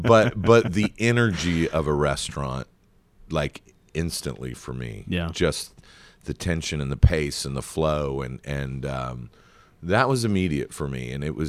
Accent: Atlanta, Georgia, United States; also born or lived in Charleston; I'm an Atlanta native.

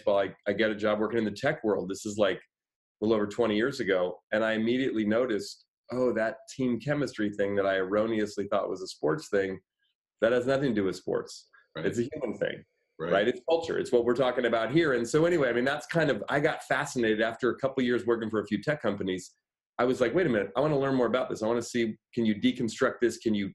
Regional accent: Oakland, California, United States; I live here in the Bay Area. I grew up in Oakland

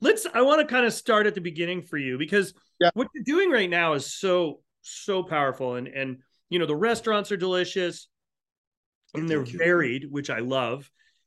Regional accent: New England, United States; moved away; also born or lived in California; coming from California to Montreal, like growing up in New England

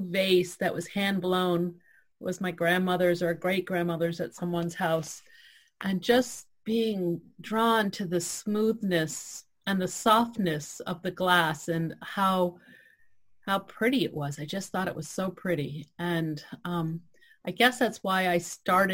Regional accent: Piscataquis River, Maine, United States; growing up on the Piscataquis River

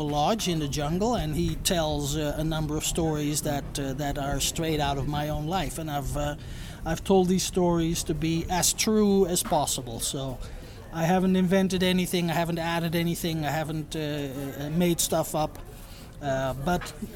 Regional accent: Netherlands; moved away as an adult; now in Iquitos, Peru; I am from Holland. I grew up in the Netherlands

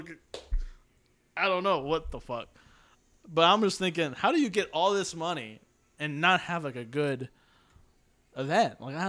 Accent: United States; I'm American.

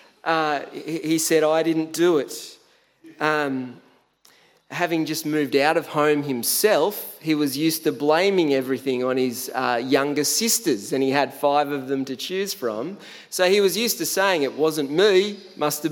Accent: Tathra, New South Wales, Australia; moved away as an adult; also born or lived in Canberra; when I first moved out of home from the beautiful Tathra on the far south coast of New South Wales

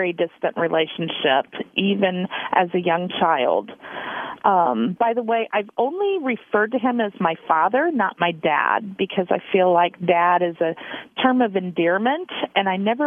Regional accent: Kansas, United States; moved away as an adult; now in Indiana, United States; I grew up in Kansas, and I've lived in Indiana for almost

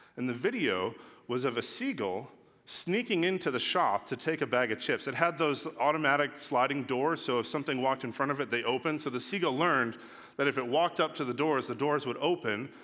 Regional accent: Los Angeles, California, United States; also born or lived in England; I'm from Los Angeles.

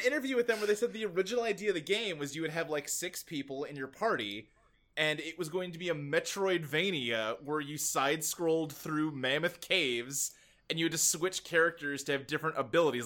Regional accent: Kentucky, United States; moved away as an adult; I grew up in Kentucky. We moved there when I was, like, eight, and I lived there till I was, like, twenty-one, twenty-two.

